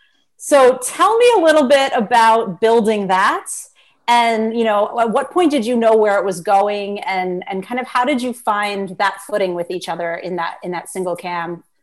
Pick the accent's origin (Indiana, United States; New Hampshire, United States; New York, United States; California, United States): New York, United States; New York City; I grew up in Brooklyn